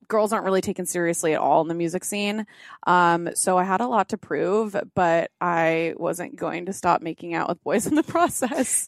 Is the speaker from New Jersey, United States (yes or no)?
no; Orange County, California, United States; I was born and raised in Orange County, California